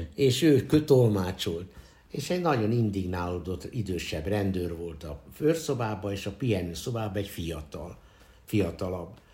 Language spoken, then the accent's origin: Hungarian; Budapest, Hungary; az újpesti szülőotthonban születtem